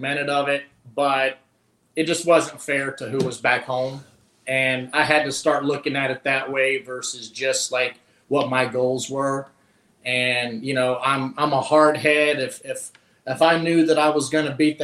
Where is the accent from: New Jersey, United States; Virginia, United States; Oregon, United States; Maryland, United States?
Virginia, United States; Pulaski County; moved away as an adult; now in Grand Rapids, United States; I grew up in the Blue Ridge Mountains, Pulaski County, Virginia